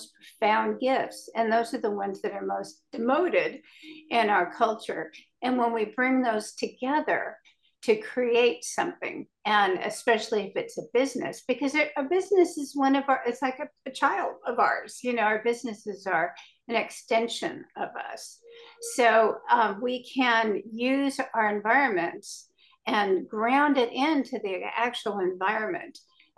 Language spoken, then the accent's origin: English; California, United States; I started talking to the dolphins when I was a little girl, growing up on Southern California beaches.